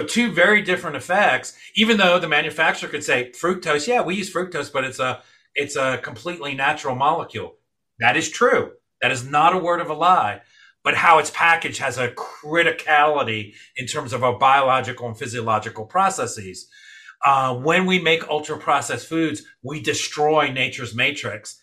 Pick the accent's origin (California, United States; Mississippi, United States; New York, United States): New York, United States; New York City; moved away; I grew up, I was born in New York City. I grew up with my mom, rest her soul, you know, sharing that New York slice